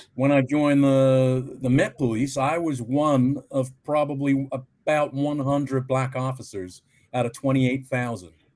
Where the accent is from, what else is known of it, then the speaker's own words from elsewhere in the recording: Plymouth, South West England, United Kingdom; also born or lived in Canada; now in London, United Kingdom; I was born in Plymouth in Devon in England